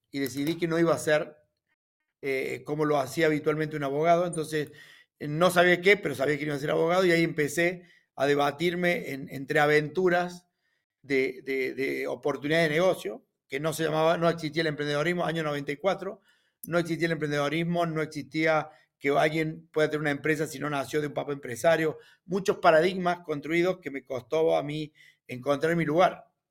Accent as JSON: {"language": "Spanish", "town": "Río Cuarto", "region": "Córdoba", "country": "Argentina", "tie": "born or raised there", "said": "un criollito de Río Cuarto, así decimos, yo nací en Río Cuarto"}